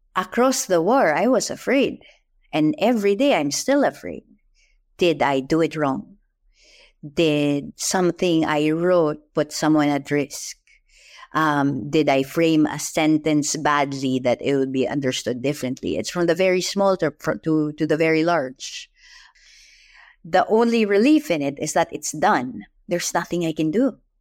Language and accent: English; Philippines; I'm Filipino